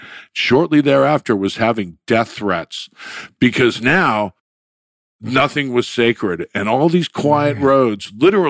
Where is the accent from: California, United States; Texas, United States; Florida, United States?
Florida, United States; Palm Beach; also born or lived in Connecticut; I grew up in Palm Beach and Palm Beach, Florida at that point was, you know, like a cocoon